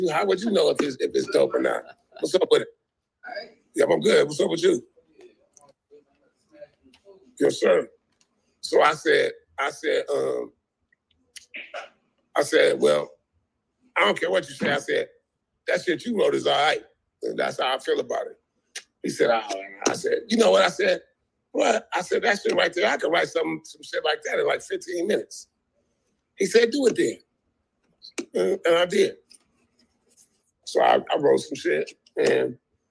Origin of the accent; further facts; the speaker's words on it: Compton, California, United States; I grew up in Compton